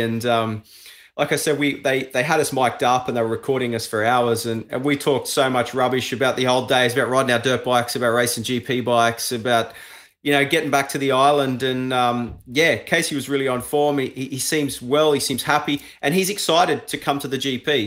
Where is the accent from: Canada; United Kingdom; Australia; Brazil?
Australia; I'm an Aussie, you know, and it was great to come home and, and, and race in Australia